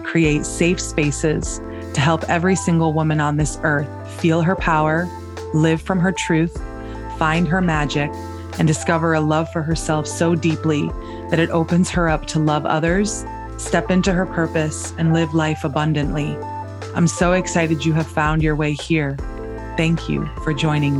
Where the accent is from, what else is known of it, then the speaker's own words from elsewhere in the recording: upstate New York, United States; where I'm from in upstate New York, the real upstate